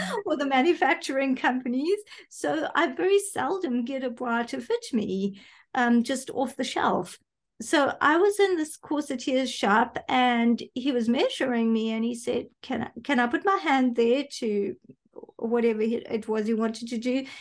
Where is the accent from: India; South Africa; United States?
South Africa; was born here, grew up here. My parents were here